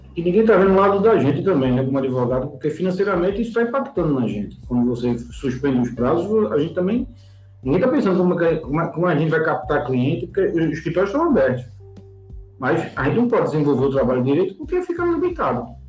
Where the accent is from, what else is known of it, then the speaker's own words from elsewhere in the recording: Recife, Pernambuco, Brazil; eu sou do Recife